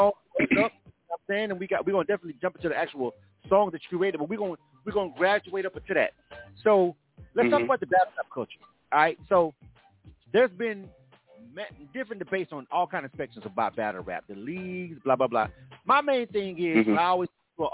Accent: the South, United States; I'm from the South

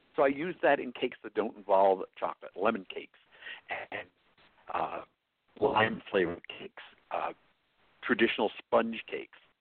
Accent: New York, United States; accent: New York; now in New Mexico, United States; my New York accent

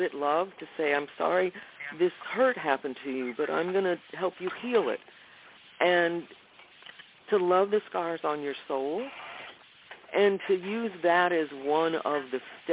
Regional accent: the South, United States; I grew up in the South

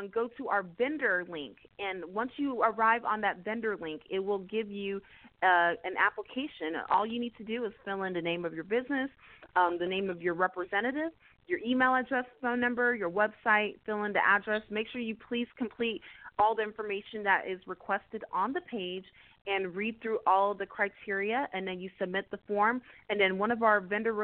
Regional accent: Houston, Texas, United States; born and raised in the greater Houston area, from a first-generation Nigerian-American family. I am originally from the Alief area.

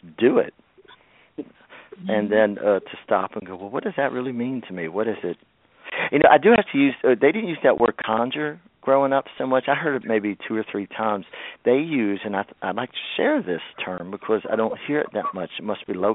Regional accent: Shenandoah Valley, Virginia, United States; I was born in the Shenandoah Valley in Virginia, which is a place where it's mixed Southern and Appalachian culture. And I grew up on Southern root work

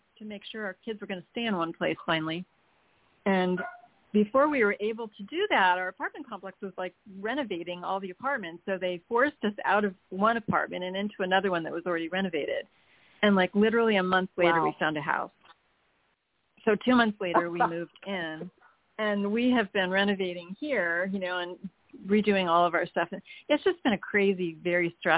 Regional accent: New York, United States; also born or lived in California; now in Fort Worth, United States; I grew up in New York State, so I didn't grow up in the West

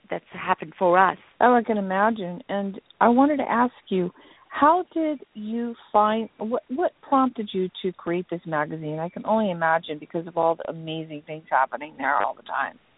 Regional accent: Johannesburg, Gauteng, South Africa; moved away as an adult; now in Monaco; I am originally from South Africa in Johannesburg

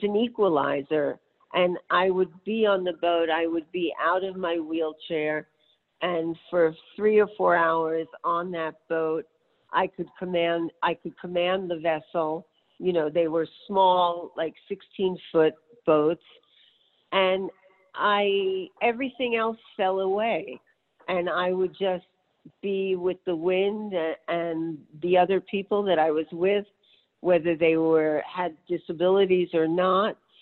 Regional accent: New York City, New York, United States; I grew up in New York City

